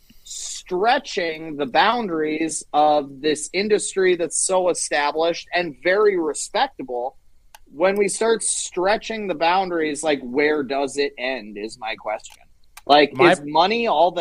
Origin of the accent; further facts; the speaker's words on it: rural Pennsylvania, United States; the culture that I grew up in, like, rural, East Bumble Nowhere, Pennsylvania